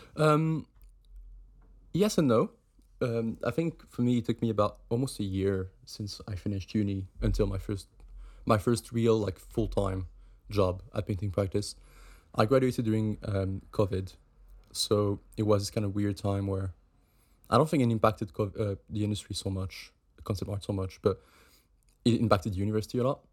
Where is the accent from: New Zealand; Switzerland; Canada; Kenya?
Switzerland; moved away as an adult; now in United Kingdom; I'm from Switzerland